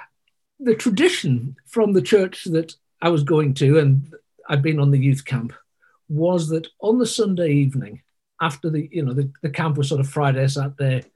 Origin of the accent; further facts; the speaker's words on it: Sunderland, North East England, United Kingdom; moved away as an adult; also born or lived in Côte d'Ivoire; I grew up in the northeast of England, and that sort of appears in my accent from time to time